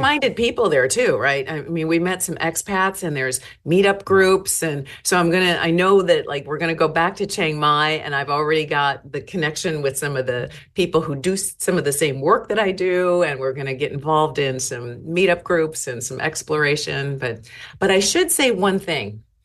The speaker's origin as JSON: {"language": "English", "town": "Chicago", "region": "Illinois", "country": "United States", "moved": "yes", "lives_now": "Seattle, United States", "said": "I, I started out in Chicago."}